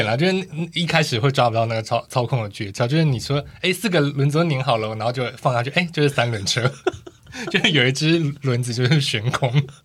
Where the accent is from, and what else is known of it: Tainan, Taiwan; born or raised there